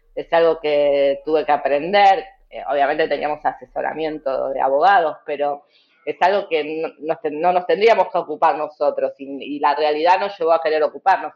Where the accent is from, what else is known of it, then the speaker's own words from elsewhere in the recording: Argentina; nos atraviesa a todos como argentinos y argentinas